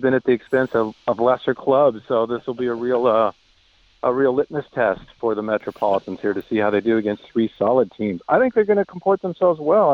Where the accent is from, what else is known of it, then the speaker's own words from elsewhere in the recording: Vallejo, California, United States; Tug McGraw was from Vallejo, my hometown